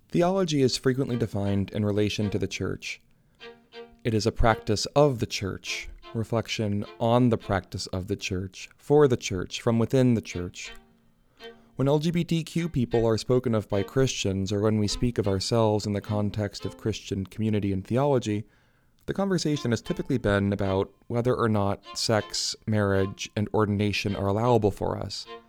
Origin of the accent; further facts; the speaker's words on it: Michigan, United States; moved away as an adult; also born or lived in New Hampshire / Seattle; now in New Haven, United States; I was born in New Hampshire to a pastor and a book editor, moved with my family to Michigan when I was ten